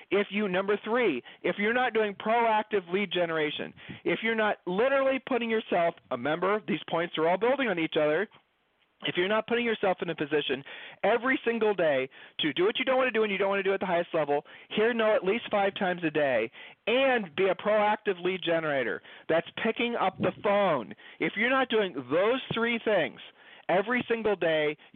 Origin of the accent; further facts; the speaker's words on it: Ohio, United States; Julie and I moved. We, we're from Ohio. We've lived all over the country.